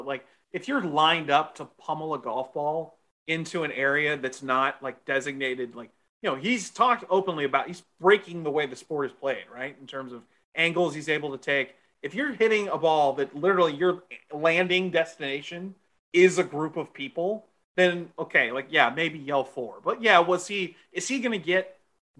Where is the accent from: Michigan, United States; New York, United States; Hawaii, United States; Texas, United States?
Texas, United States; moved away as an adult; also born or lived in Midwest; I grew up in Texas